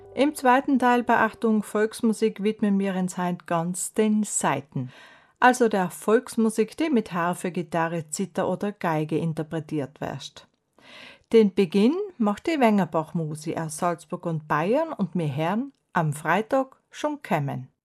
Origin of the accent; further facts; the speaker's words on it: South Tyrol, Trentino-Alto Adige, Italy; bei uns in Südtirol